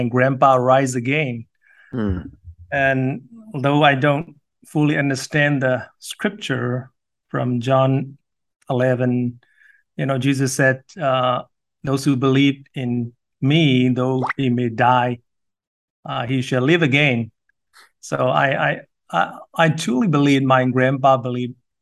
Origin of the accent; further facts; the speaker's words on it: Myanmar; I'm from the little town called Kalinyo